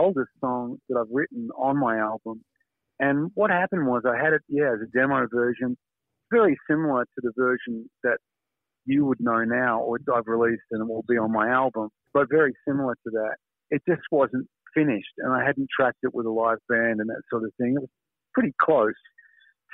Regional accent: Australia; As an Australian

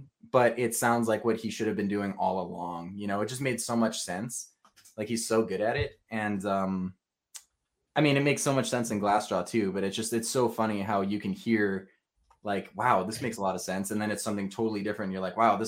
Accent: South Florida, United States; moved away as an adult; now in Michigan, United States; I'm from South Florida

